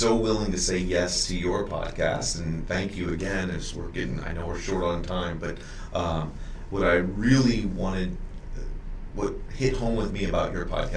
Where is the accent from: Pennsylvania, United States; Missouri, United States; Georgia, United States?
Missouri, United States; St. Louis; Born and raised in St. Louis